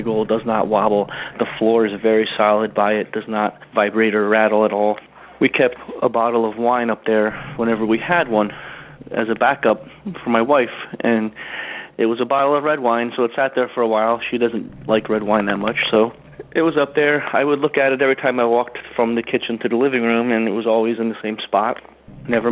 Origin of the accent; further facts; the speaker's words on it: New Jersey, United States; I'm from New Jersey